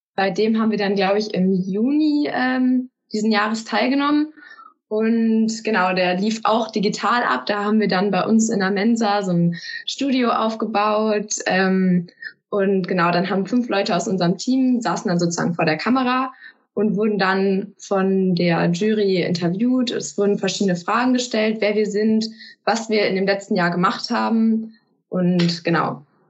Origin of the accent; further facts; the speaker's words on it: Peine, Lower Saxony, Germany; Ich komme aus Peine, das ist in Niedersachsen